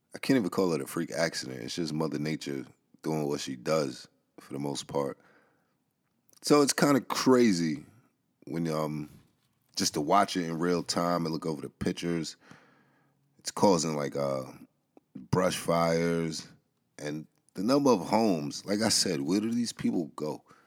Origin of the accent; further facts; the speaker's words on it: New York City, New York, United States; I grew up in the Bronx.